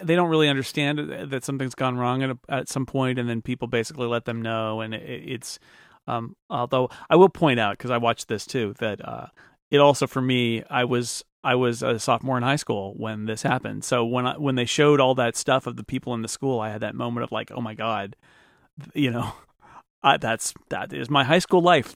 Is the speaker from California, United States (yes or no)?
yes; California, United States; I grew up in California